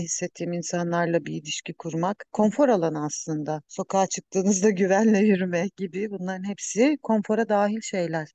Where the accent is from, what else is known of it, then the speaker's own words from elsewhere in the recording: Karabük, Karabük Province, Turkey; also born or lived in Ankara / İzmir / Hemşin; now in Hopa, Turkey; Karabük'te doğdum, sonra Ankara'da eğitim gördüm, orada çalıştım